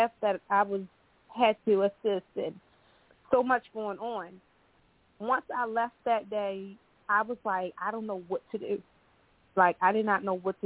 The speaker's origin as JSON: {"language": "English", "town": "Baltimore", "region": "Maryland", "country": "United States", "moved": "yes", "lives_now": "Charlotte, United States", "said": "I'm originally from Baltimore, Maryland, and I currently live in Charlotte, North Carolina"}